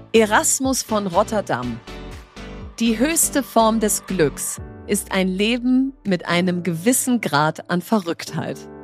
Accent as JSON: {"language": "German", "region": "North Rhine-Westphalia", "country": "Germany", "said": "ich komme aus Ostwestfalen"}